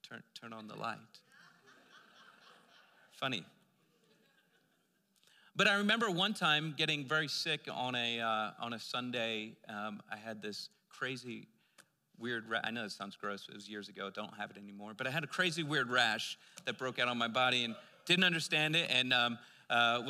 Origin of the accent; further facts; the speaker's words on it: Pennsylvania, United States; moved away; I'm from Pennsylvania, and one of the crazy, amazing communities that you'll see out in Lancaster, Pennsylvania, which was close to where I was living